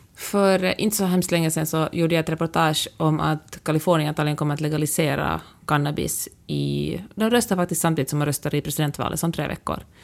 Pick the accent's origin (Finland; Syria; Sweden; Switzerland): Finland; first language Swedish; mitt modersmål, som verkligen är ett av de två officiella språken i Finland